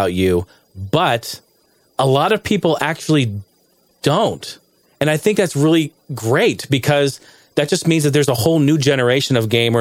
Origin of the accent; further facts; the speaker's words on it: Arizona, United States; I was from Arizona